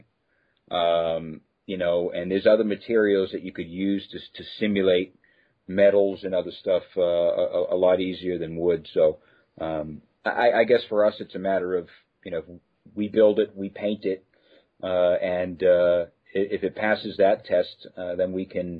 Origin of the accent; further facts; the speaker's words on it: East Coast, United States; now in West Coast, United States; I was from the East Coast.